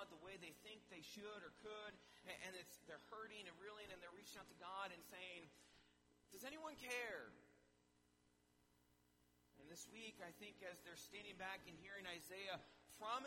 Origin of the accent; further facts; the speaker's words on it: Wisconsin, United States; now in Minnesota, United States; my home state